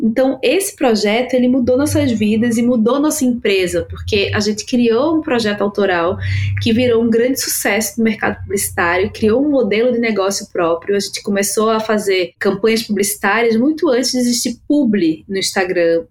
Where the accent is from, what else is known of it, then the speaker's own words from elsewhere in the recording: Recife, Pernambuco, Brazil; now in São Paulo, Brazil; Eu sou de Recife, né? Moro aqui em São Paulo há 15 anos